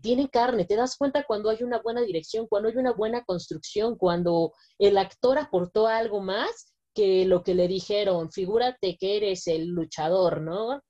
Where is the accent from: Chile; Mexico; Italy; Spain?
Mexico; como mexicanos podemos sentirnos completamente orgullosos